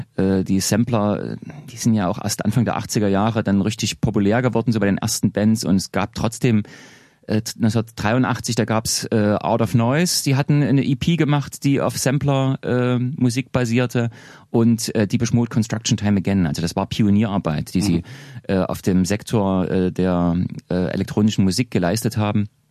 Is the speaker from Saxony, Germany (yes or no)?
yes; Leipzig, Saxony, Germany; ich komme ja, wie gesagt, aus Leipzig